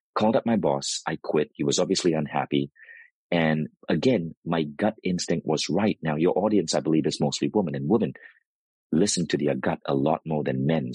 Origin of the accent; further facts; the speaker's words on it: United States; Americans, we tend to glorify what is exotic